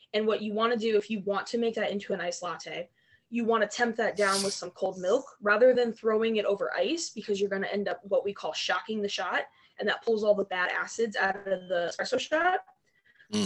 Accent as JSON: {"language": "English", "town": "Barberton", "region": "Ohio", "country": "United States", "tie": "born or raised there", "moved": "yes", "said": "I'm originally from a little town called Barberton, Ohio. It's up in the Akron area of Ohio."}